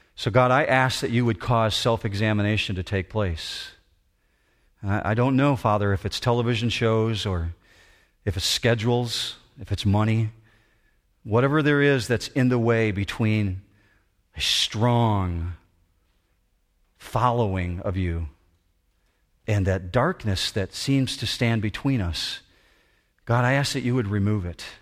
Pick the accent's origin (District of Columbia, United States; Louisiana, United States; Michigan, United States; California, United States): Michigan, United States; Muskegon; I was born in Hackley Hospital in Muskegon